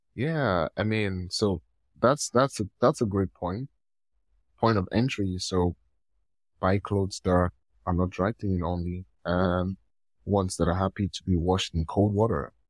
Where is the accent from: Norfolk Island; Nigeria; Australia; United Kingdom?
Nigeria; I'm from Nigeria